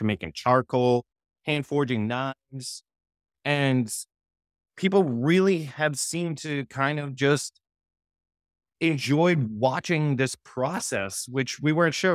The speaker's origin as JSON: {"language": "English", "town": "Boston", "region": "Massachusetts", "country": "United States", "tie": "born or raised there", "also_born_or_lived": "Los Angeles, California", "moved": "as an adult", "said": "I grew up in Massachusetts."}